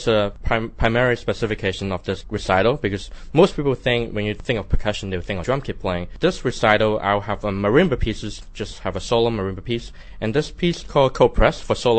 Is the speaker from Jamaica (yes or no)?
no; Hong Kong; now in Macau; I was born in Hong Kong and I'm now working in Macau Orchestra as the percussionist.